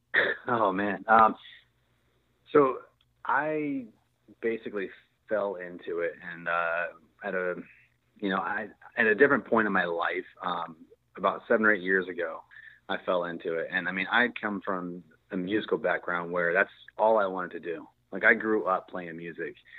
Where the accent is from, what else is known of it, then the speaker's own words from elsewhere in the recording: Virginia, United States; moved away as an adult; now in Texas, United States; I'm from Virginia, so I grew up with the snow and all that stuff.